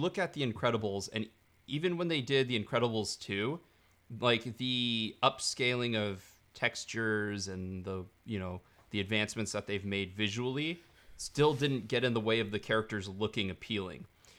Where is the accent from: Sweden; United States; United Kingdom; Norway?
United Kingdom; London; accent: Cockney; really, I talk like I'm from Cockney, you know, I talk with a giant Cockney accent all the time in real life.